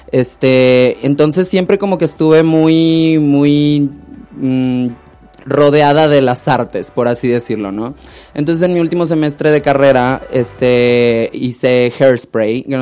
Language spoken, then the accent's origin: Spanish; Hermosillo, Sonora, Mexico; moved away as an adult; now in Mexico City, Mexico; Yo soy de Hermosillo, exacto. Este, y me mudé aquí ya hace tres años